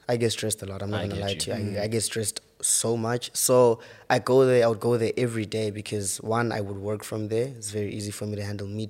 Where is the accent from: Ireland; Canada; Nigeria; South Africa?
South Africa; Polokwane, Limpopo; now in Johannesburg, South Africa; I'm actually from Limpopo.